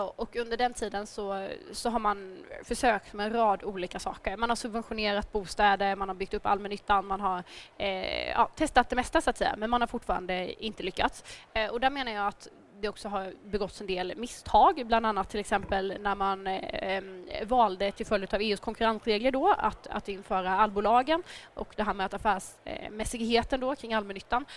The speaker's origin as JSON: {"language": "Swedish", "town": "Nybro", "region": "Kalmar County", "country": "Sweden", "tie": "born or raised there", "said": "jag är här som hörs från Småland och hemma i min hemkommun i Nybro"}